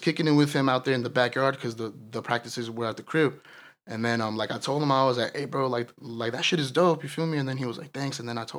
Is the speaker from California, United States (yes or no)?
yes; Escondido, California, United States; I grew up in Escondido, California.